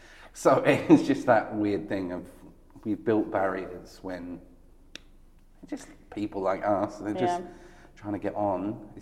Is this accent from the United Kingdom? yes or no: yes; England, United Kingdom; as English people, we imagine Europe as something different to us.